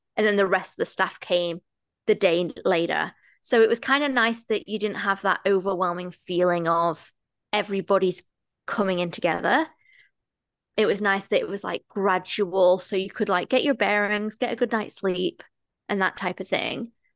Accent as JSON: {"language": "English", "region": "England", "country": "United Kingdom", "also_born_or_lived": "United States", "moved": "as an adult", "lives_now": "Toronto, Canada", "said": "I am a British female that has moved to Toronto, Canada"}